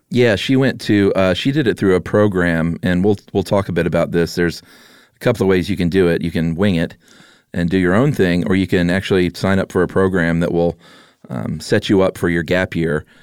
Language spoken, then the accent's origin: English; United States; I'm an American like you